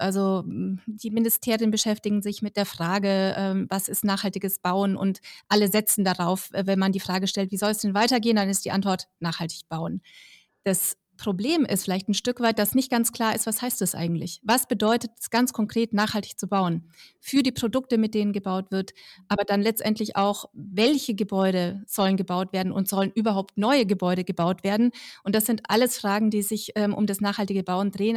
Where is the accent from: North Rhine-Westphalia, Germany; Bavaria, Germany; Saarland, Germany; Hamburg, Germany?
Bavaria, Germany; Middle Franconia; ich komme zum Beispiel aus Mittelfranken